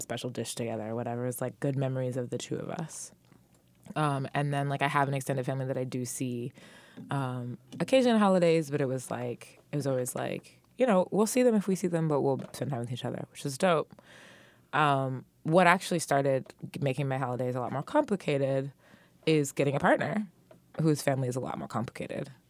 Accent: Dubai, United Arab Emirates; moved away; also born or lived in San Francisco; I'm from Dubai

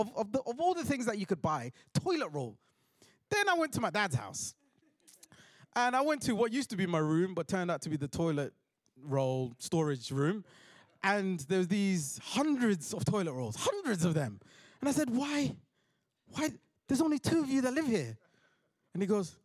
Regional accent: London, United Kingdom; I'm from South London

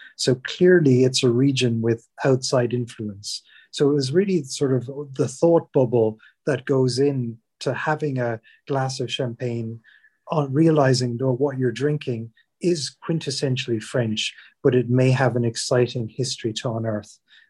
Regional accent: Ireland; moved away as an adult; now in England

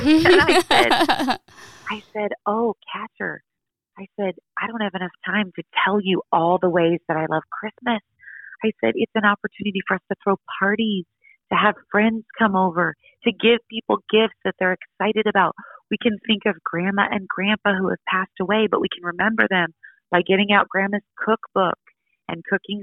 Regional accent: Seattle, Washington, United States; moved away; I grew up in Seattle

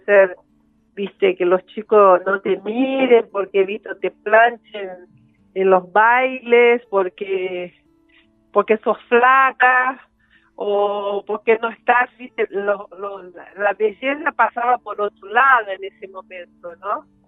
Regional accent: Campo Belo, Minas Gerais, Brazil; Spanish is a second language; moved away; yo nací en Campo Belo, que está cerca de Belo Horizonte

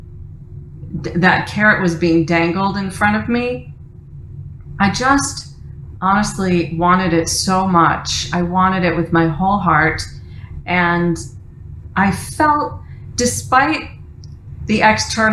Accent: Detroit, Michigan, United States; moved away as an adult; also born or lived in New York; I moved from my hometown of Detroit to New York after college to pursue a career in theater

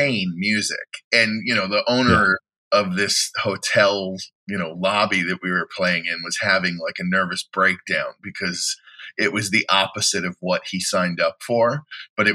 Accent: Midwest, United States; also born or lived in Chicago; now in New York, United States; I'm from the Midwest

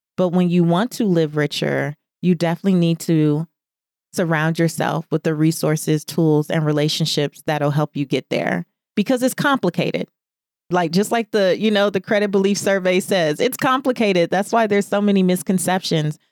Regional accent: Los Angeles, California, United States; a kid growing up in South Central Los Angeles

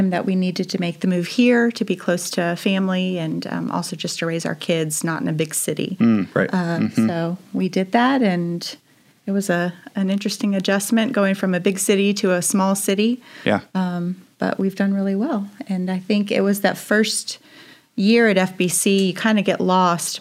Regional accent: South Bend, Indiana, United States; moved away as an adult; also born or lived in Winona Lake, Indiana; now in Winchester, United States; I'm from South Bend, Indiana

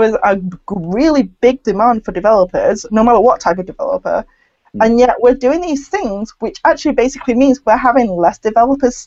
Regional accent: United Kingdom; a British-born Chinese

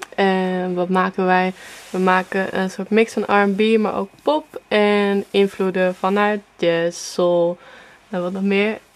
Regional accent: Apeldoorn, Gelderland, Netherlands; moved away as an adult; now in Amsterdam, Netherlands; En ik kom uit Apeldoorn zelf, dus ik woon nu denk sinds vijf jaar of zo in Amsterdam

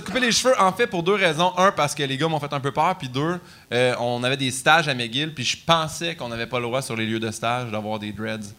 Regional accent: Saint-Hyacinthe, Quebec, Canada; je viens de Saint-Hyacinthe, c'est la place la plus francophone.

